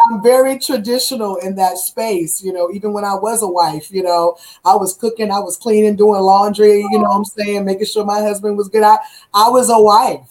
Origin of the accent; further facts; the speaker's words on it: Virginia, United States; moved away; I had interviews in my hometown of Virginia